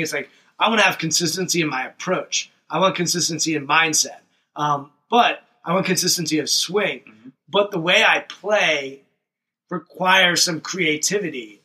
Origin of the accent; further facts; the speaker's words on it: Montgomery County, Washington, Maryland, United States; we grew up in Montgomery mm-hmm. County, which is Washington, D.C. suburbs